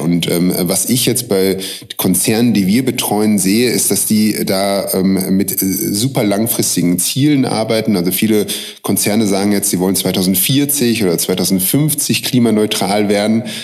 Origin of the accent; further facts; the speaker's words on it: Münster, North Rhine-Westphalia, Germany; also born or lived in Hamburg; now in Vienna, Austria; ich komme aus Münster, aber bevor ich nach Wien, äh, gezogen bin, habe ich mehrere Jahre in Hamburg gelebt